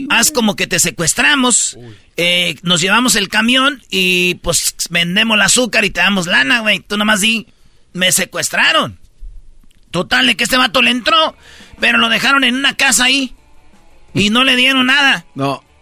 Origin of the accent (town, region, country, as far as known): Jiquilpan, Michoacán, Mexico